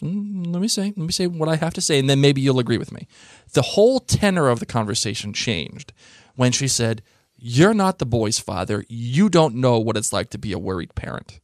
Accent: Boston, Massachusetts, United States; I'm from Boston.

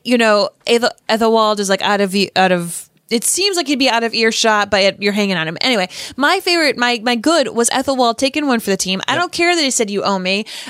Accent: Boston, Massachusetts, United States; Peacock. I'm from Boston.

